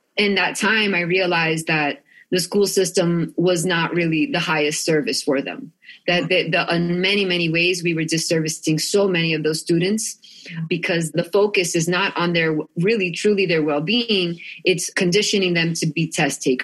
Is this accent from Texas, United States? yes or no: no; Union City, New Jersey, United States; now in Sedona, United States; I grew up outside of New York City in a town called Union City, New Jersey